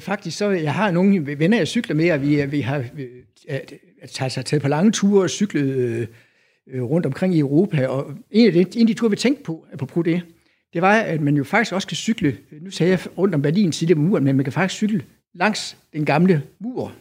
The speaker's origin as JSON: {"language": "Danish", "country": "Denmark", "lives_now": "Aarhus, Denmark", "said": "jeg er jo jyde"}